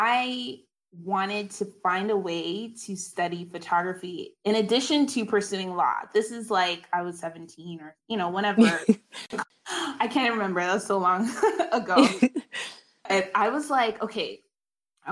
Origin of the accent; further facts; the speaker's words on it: Canada; also born or lived in South Carolina, United States; I'm Canadian